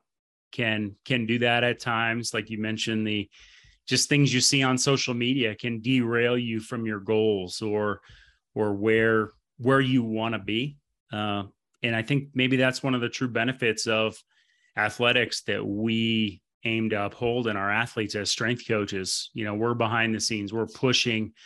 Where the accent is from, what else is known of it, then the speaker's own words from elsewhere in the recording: Vermont, United States; moved away; I'm obviously from Vermont